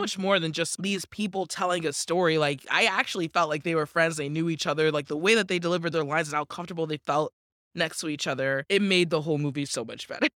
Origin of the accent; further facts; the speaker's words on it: Washington, United States; born and raised in Washington State